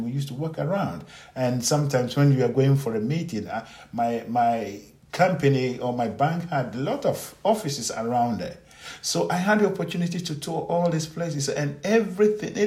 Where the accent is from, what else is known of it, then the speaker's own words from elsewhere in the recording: Ghana; as an African, as a Ghanaian, who was born in a village, raised by poor people, raised by unknown people, grew up in some difficult situation